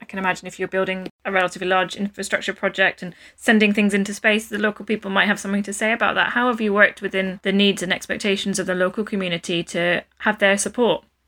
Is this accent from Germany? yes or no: no; Scotland, United Kingdom; As a Scot myself